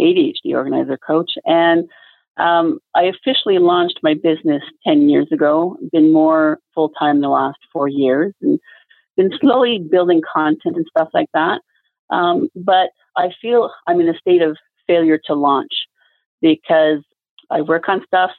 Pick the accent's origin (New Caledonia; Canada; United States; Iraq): Canada; Quebec; I'm from Quebec, where it's, you know, well, not everybody speaks French in Quebec pretty much.